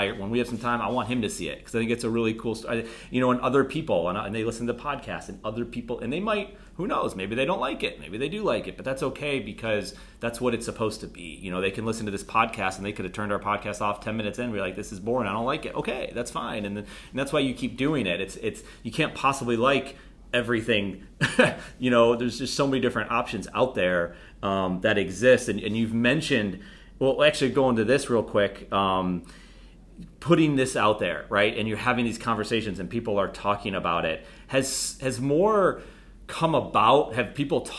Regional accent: Buffalo, New York, United States; moved away as an adult; also born or lived in Charleston, South Carolina / Charlotte, North Carolina; I'm again from Buffalo, New York

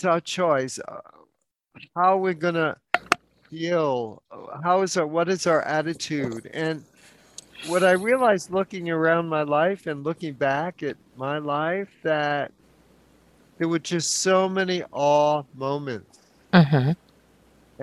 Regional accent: New York City, New York, United States; now in San Francisco, United States; I was born and raised in New York City

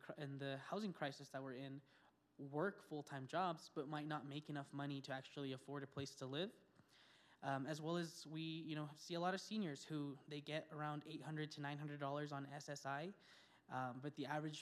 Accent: Española, New Mexico, United States; I was born and raised in the Espanola Valley

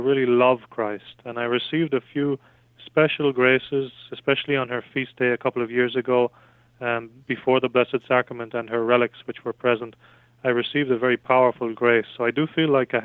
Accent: west of Ireland, Ireland; I'm from Ireland, west of Ireland

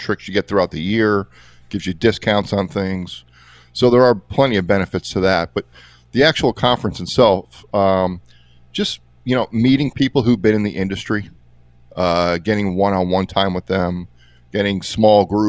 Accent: Lansdale, Pennsylvania, United States; here in my hometown about a mile away in Lansdale

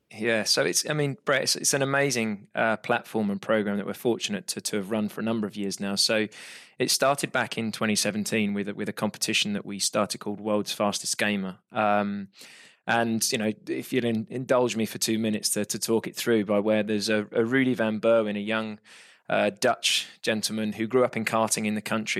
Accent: United Kingdom; I'm British

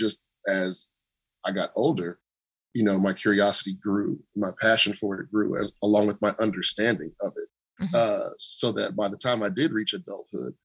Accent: United States; I am just an American

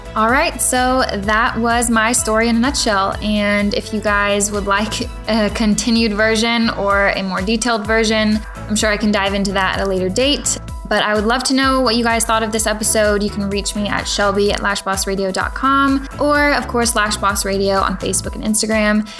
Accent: Pflugerville, Texas, United States; I grew up in Pflugerville

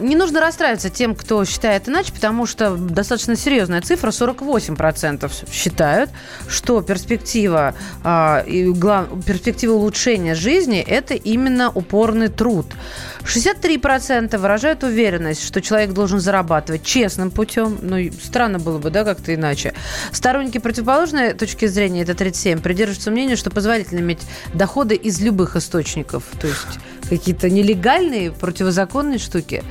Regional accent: Russia

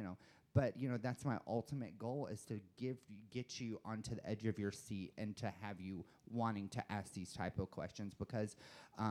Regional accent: the South, United States; I'm from the South

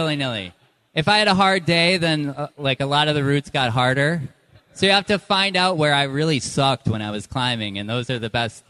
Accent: Baraboo, Wisconsin, United States; now in New Hampshire, United States; I grew up in Baraboo, and like I said, I live in New Hampshire

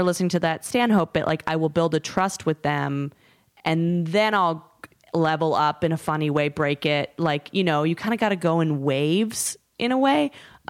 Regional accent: Canada; I am Canadian.

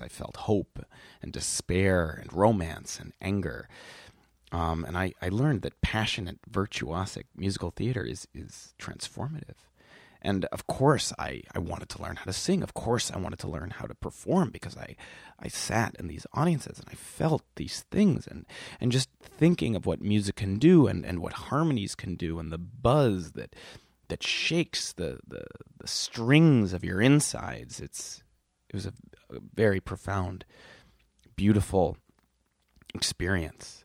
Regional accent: Milwaukee, Wisconsin, United States; also born or lived in Whitefish Bay, Wisconsin; now in Brooklyn, United States; a wee lad growing up in Milwaukee, Wisconsin

